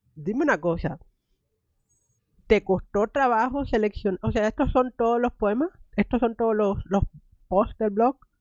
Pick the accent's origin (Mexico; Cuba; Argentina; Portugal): Cuba; yo soy cubana